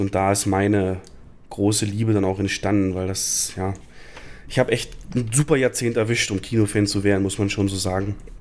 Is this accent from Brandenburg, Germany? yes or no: yes; Lusatia, Brandenburg, Germany; Ich komme ja aus der Lausitz in Brandenburg und da ist der Ort Cottbus